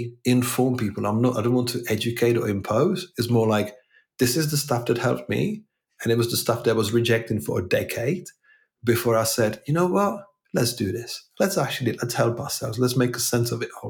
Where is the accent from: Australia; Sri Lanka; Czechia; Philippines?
Czechia; now in England, United Kingdom; I'm originally from Czech Republic